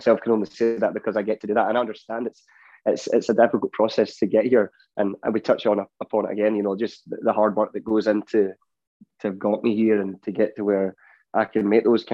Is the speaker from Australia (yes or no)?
no; Ayr, Scotland, United Kingdom; now in Nashville, United States; I grew up in Ayr, so I've always had like the beach around me